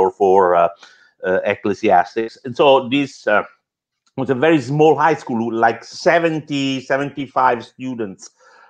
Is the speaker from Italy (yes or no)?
yes; Italy; now in Chicago, United States; I'm originally from a small town up on the mountains between, say, Rome and Naples. It's a fairly remote place, but it had a very good high school, one of the oldest